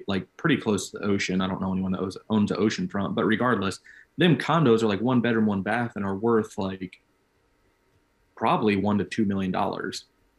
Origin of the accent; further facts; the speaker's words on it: Illinois, United States; I grew up in Central Illinois.